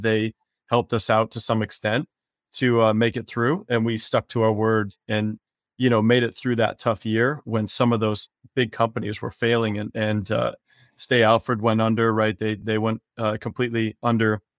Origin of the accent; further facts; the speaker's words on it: Wisconsin, United States; moved away as an adult; also born or lived in Spain / Caribbean; now in San Diego, United States; I grew up in Wisconsin